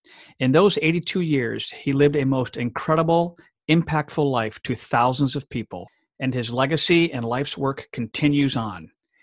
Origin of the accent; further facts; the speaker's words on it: DR Congo; where I share my experiences of growing up in the Democratic Republic of Congo in Central Africa.